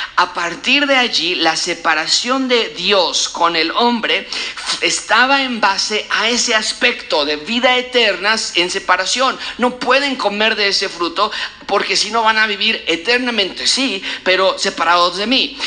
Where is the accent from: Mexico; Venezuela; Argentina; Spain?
Mexico; nosotros como mexicanos